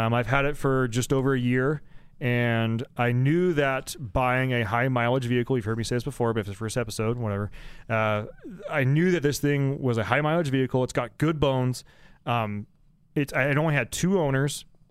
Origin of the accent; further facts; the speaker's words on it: Northern California, United States; moved away as an adult; now in Spokane, United States; So I'm originally from California, Northern California.